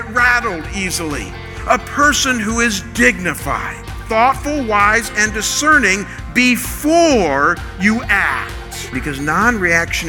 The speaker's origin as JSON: {"language": "English", "town": "Chagrin Falls", "region": "Ohio", "country": "United States", "tie": "born or raised there", "said": "I come from a small town outside of Cleveland called Chagrin Falls"}